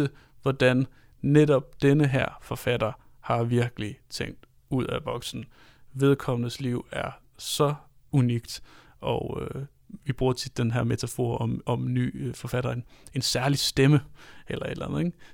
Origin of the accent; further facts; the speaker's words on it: Denmark; som taler meget til os som danskere